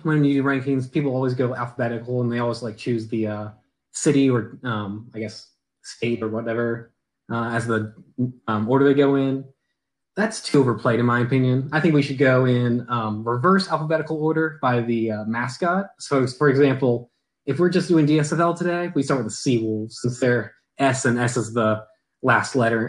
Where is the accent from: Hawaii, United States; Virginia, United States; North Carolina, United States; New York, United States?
Virginia, United States; I'm from Virginia